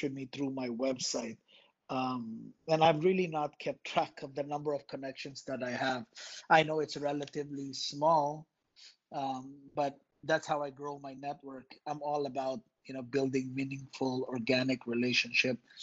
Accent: Philippines; moved away as an adult; now in Los Angeles, United States; I was born and raised in a tiny archipelago in Southeast Asia, the Philippines. I moved here when I was 18 in Los Angeles

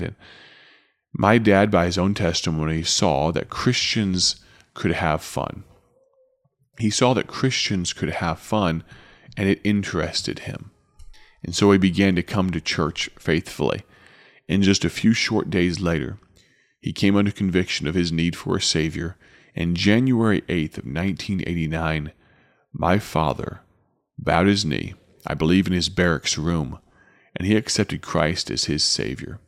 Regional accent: Chicago, Illinois, United States; back to Chicago and back to my hometown

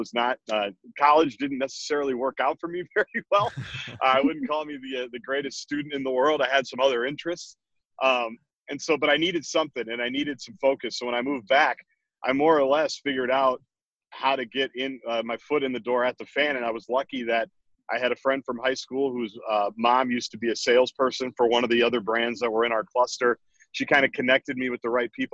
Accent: Minnesota, United States; I grew up in Minnesota.

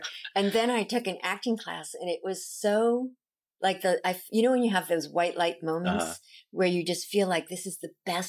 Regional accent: Long Beach, California, United States; Long Beach.

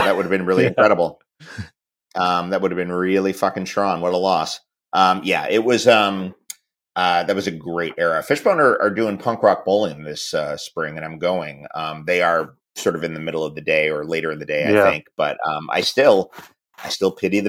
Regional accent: United Kingdom; Because I'm in my late 40s and I'm British. We all love ska.

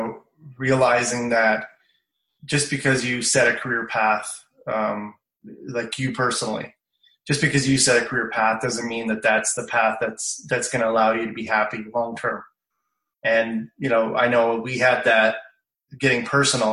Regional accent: Canada; I'm from Canada

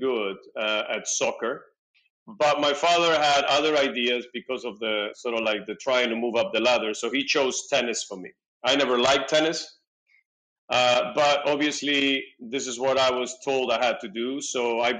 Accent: Peru; now in Tel Aviv, Israel; I was born in South America, in Peru. I am the son of two Argentinian parents who happened to be in Peru working.

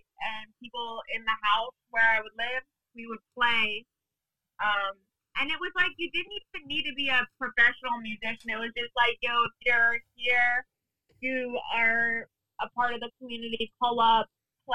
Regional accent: New York City, New York, United States; also born or lived in Middletown, Connecticut / Brooklyn, New York; I'm from New York. I was born and raised in Manhattan, lived in Manhattan until I was 18.

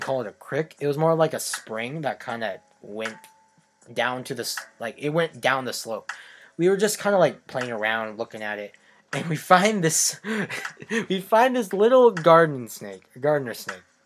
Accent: West Virginia, United States; moved away; I was born in West Virginia

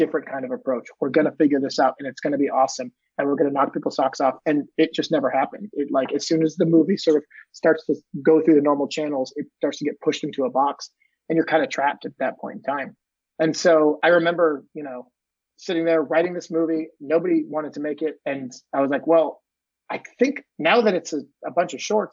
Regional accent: Maine, United States; I grew up in Maine in a small, tiny town on the coast, just kind of close to Nova Scotia

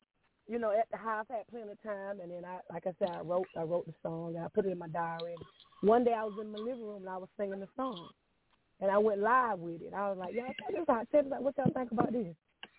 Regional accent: Hardaway, Florida, United States; I'm originally from Florida, Hardaway, Florida

